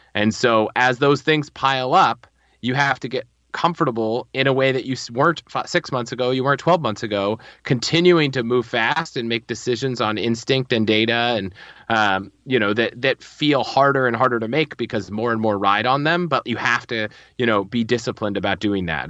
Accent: Northern Virginia, United States; moved away as an adult; also born or lived in Colorado; I grew up in Northern Virginia

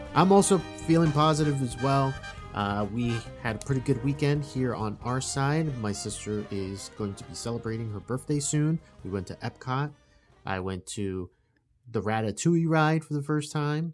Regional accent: South Florida, United States; we were raised down in South Florida

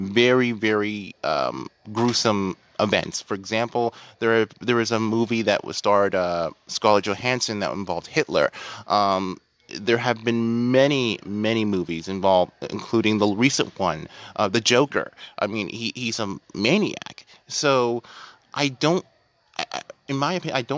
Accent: United States; I'm American

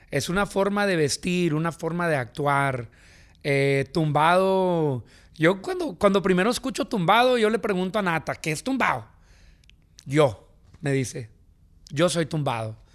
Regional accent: Los Angeles, California, United States; Born and raised in Venice, California.

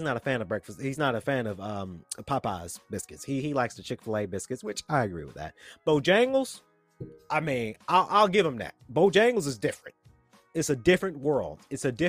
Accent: Atlanta, Georgia, United States; I'm a Georgian, born and raised in Atlanta

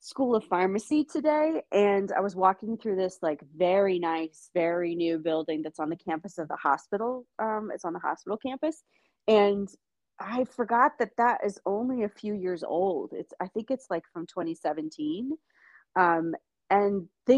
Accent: Winchester, Virginia, United States; I'm from Winchester originally. I'm part of the community. I went to school there

